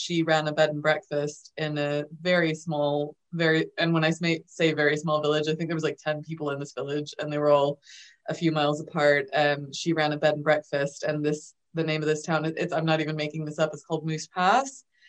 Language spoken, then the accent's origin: English; Alaska, United States; moved away as an adult; now in Scotland, United Kingdom; I'm originally from Alaska, and long story short, I was raised by, and they will take umbrage with this, but it's absolutely true, total hippies. Spent most of my life in a van.